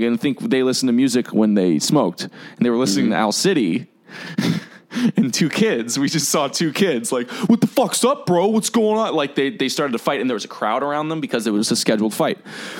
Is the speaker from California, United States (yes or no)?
yes; Yorba Linda, California, United States; I grew up in Yorba Linda, which is a neighborhood in Orange County